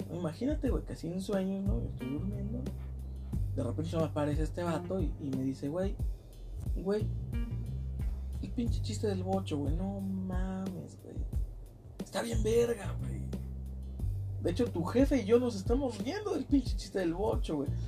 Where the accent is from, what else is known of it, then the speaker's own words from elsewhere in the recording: Mexico; soy mexicano